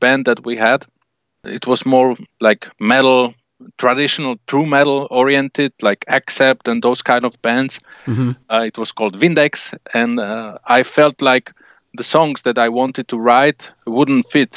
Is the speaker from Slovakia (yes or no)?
yes; Slovakia; we're from Slovakia